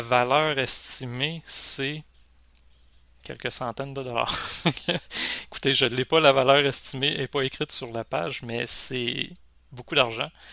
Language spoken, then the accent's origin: French; Rimouski, Quebec, Canada; Moi, je suis Rimouski, pas loin de la Gaspésie